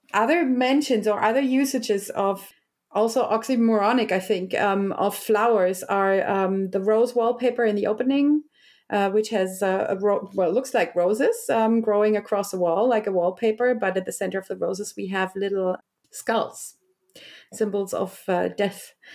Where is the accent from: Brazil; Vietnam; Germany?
Germany; I was also raised in a West German, you know, um, nineties gymnasium educational, public